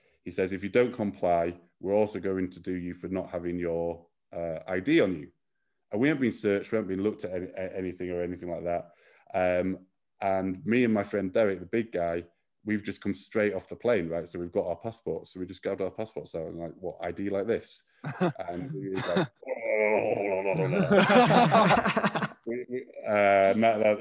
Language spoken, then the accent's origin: English; United Kingdom; now in China; we're very British